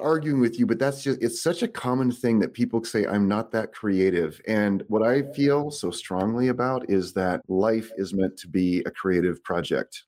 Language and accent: English; Boise, Idaho, United States; also born or lived in Santa Rosa, California; they moved me to Idaho here, Boise, Idaho, in nineteen seventy-three. I was six months old